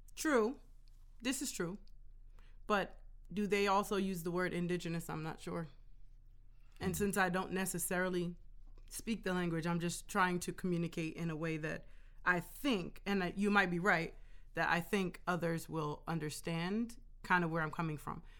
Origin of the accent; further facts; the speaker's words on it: Jamaica; now in United States; I'm Jamaican, so in my culture, it is a male-dominated culture